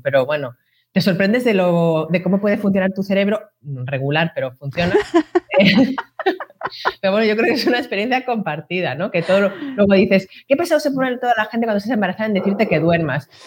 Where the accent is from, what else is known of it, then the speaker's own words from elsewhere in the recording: Madrid, Community of Madrid, Spain; yo soy del barrio de la Prosperidad de Madrid